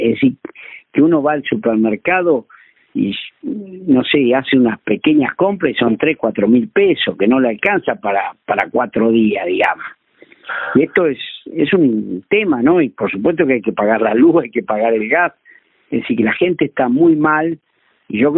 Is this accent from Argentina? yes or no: yes; Villa Iris, Buenos Aires, Argentina; este problema de que la cabecera de partido es Puan, el pueblo con más habitantes de Argueira, y yo soy de Villaíri.